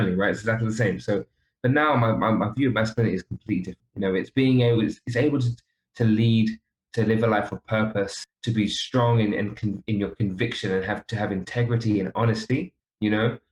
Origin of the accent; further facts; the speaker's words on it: London, United Kingdom; I was brought up in London. I'm not brought up back home.